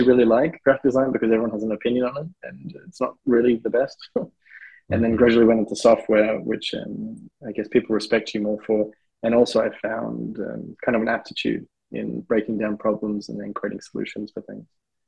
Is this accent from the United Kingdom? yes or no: no; South Africa; moved away; Basically, I'm South African and I've moved to a fair few countries